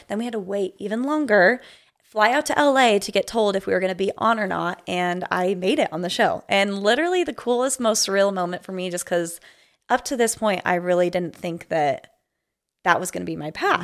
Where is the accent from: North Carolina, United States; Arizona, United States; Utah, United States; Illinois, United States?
Utah, United States; Provo; moved away as an adult; I grew up in Provo, Utah